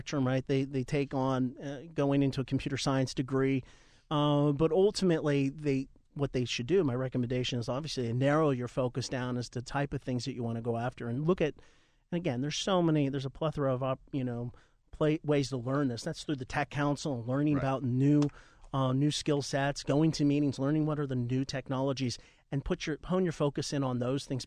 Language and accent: English; New Jersey, United States; accent: Jersey; it's my Jersey accent.